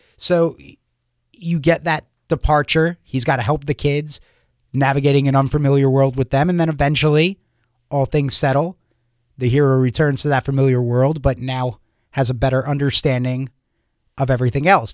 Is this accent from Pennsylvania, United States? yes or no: no; Long Island, New York, United States; growing up in Long Island, New York